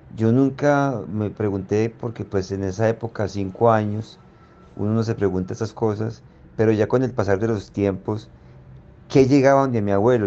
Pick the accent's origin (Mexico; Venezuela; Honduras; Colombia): Colombia; Zarzal, Valle del Cauca; las casas de Zarzal, donde yo nací